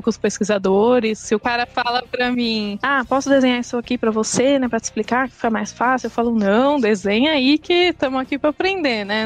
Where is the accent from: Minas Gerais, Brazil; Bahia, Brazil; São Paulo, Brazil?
São Paulo, Brazil; Eu sou nascida aqui em São Paulo, fui criada aqui minha vida inteira